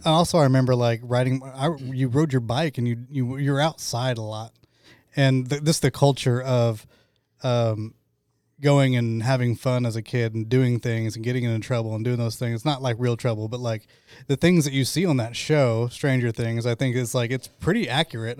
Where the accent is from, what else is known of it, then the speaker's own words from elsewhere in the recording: Choctaw, Oklahoma, United States; I grew up in Choctaw